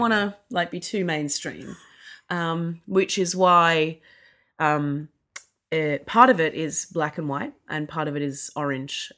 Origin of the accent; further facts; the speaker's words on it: Australia; I actually grew up in Australia